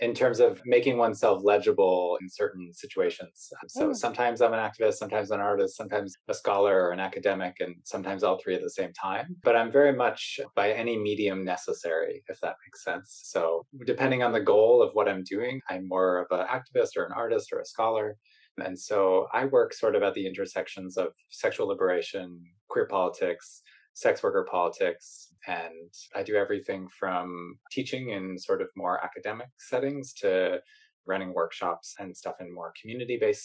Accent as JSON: {"language": "English", "region": "Maine", "country": "United States", "also_born_or_lived": "Montreal, Canada", "moved": "as an adult", "said": "I'm from Maine, so that's where I went"}